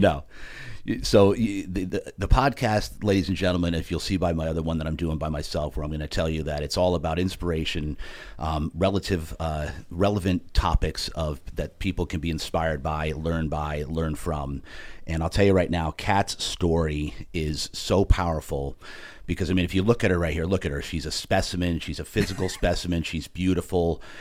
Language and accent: English; New Jersey, United States; I'm from Jersey